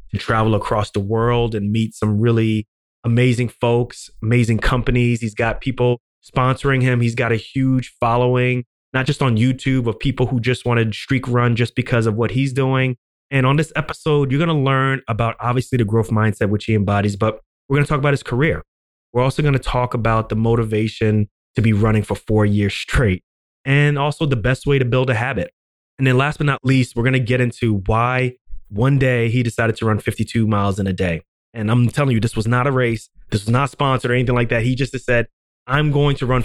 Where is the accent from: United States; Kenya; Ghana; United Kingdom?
Ghana; I'm from Ghana